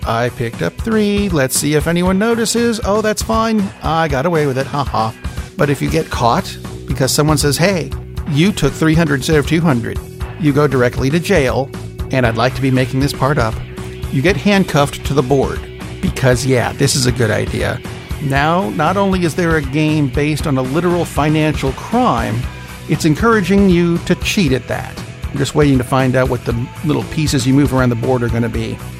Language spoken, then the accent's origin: English; Tennessee, United States; my home state